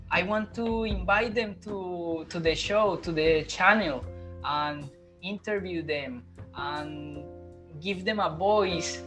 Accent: Colombia; English is a second language; moved away as an adult; now in Melbourne, Australia; I come from Colombia. I'm living in Melbourne, Australia at the moment.

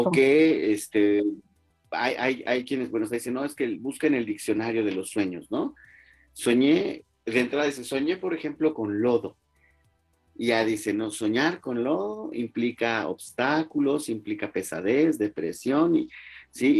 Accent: Mexico; como mexicanos

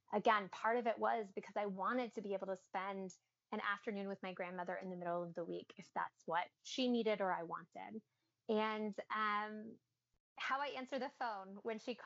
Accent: New Orleans, Louisiana, United States; being born and raised in New Orleans

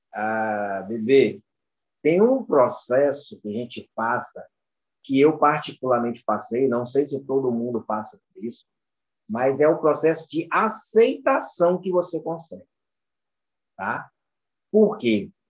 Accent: Itabuna, Bahia, Brazil; Aqui em Itabuna, né? Bahia, sul da Bahia. E fui treinando capoeira, né? Aqui a gente sempre teve um, um, uma característica de muito treino, pessoas muito famosas que saem da minha cidade

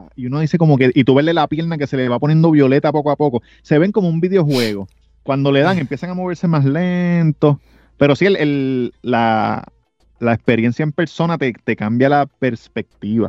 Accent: Puerto Rico; yo soy puertorriqueño

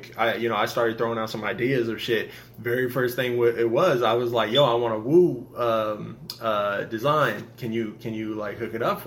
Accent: Seattle, Washington, United States; moved away as an adult; also born or lived in Los Angeles / Raleigh, North Carolina; I was born in Washington, but I moved down to L.A., and I was there for like 2.5 years

